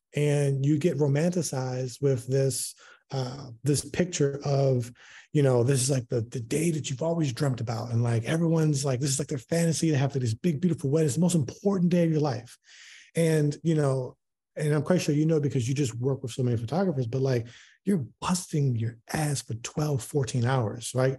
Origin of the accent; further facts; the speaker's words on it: Baltimore, Maryland, United States; moved away as an adult; now in Houston, United States; I'm originally from Baltimore, moved to Houston in twenty nineteen.